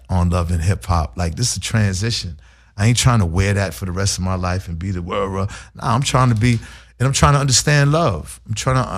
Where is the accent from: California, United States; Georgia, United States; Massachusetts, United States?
Massachusetts, United States; Boston; growing up in Boston